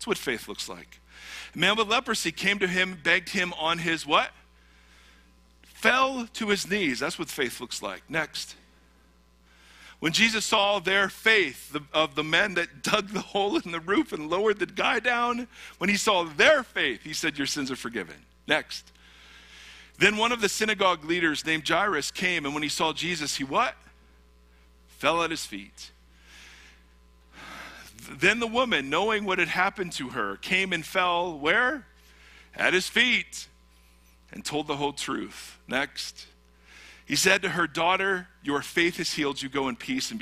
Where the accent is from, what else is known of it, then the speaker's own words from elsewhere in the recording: United States; as an American Christian